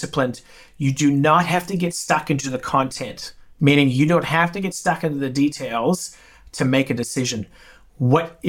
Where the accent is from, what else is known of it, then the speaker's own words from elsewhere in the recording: Saskatchewan, Canada; now in Australia; I'm from Saskatchewan, which is North Dakota